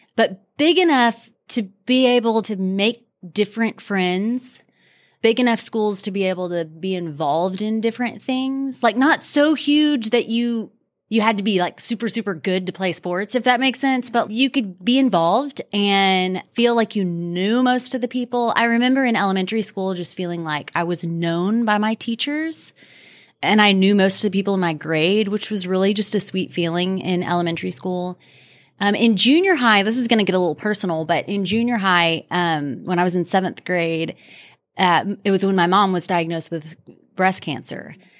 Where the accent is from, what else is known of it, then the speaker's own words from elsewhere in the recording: Richardson, Texas, United States; I have been in Richardson and in this church for a long, long time, my whole life. The things I remember about growing up in Richardson